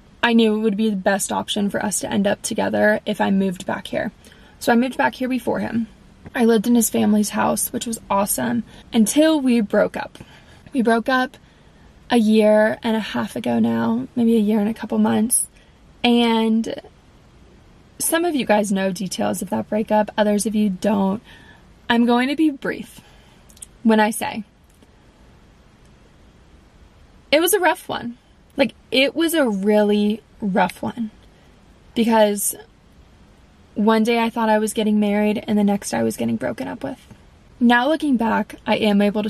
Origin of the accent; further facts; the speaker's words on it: West Palm Beach, Florida, United States; I live in West Palm